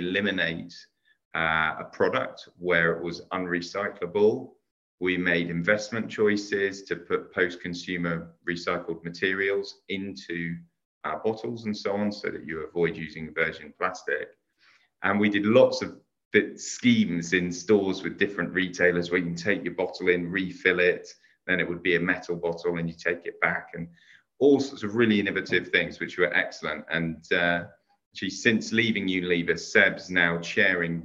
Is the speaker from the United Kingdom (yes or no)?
yes; Hampton, London, United Kingdom; I grew up in Hampton in Middlesex.